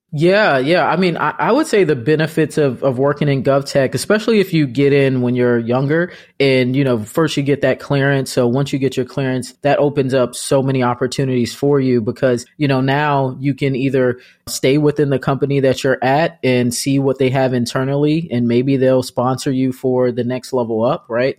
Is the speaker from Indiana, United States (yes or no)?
no; Arlington, Loudoun County, Virginia, United States; I'm from Arlington and I went to high school in Loudoun County